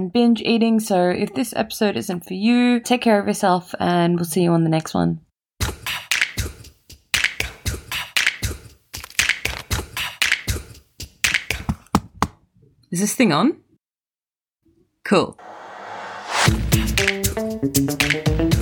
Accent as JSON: {"language": "English", "country": "Australia", "tie": "born or raised there", "said": "I was born here and brought up here"}